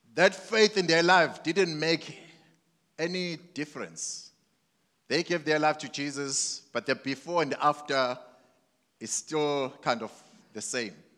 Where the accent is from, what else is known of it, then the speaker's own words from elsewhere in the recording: Mandini, KwaZulu-Natal, South Africa; I grew up in Mandini